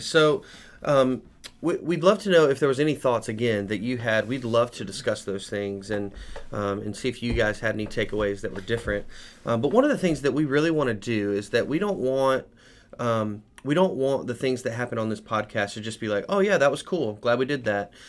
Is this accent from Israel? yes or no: no; United States; as American men